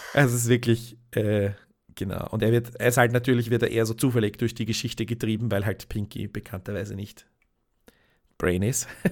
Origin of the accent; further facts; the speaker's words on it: Austria; als Österreicher